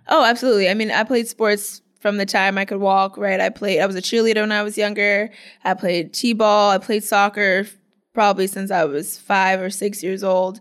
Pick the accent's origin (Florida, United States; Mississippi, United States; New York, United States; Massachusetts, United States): Florida, United States; Clearwater; am from Clearwater, Florida